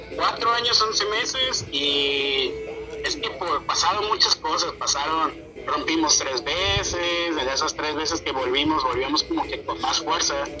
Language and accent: Spanish; Mexico; moved away as an adult; now in Ecuador; yo soy mexicano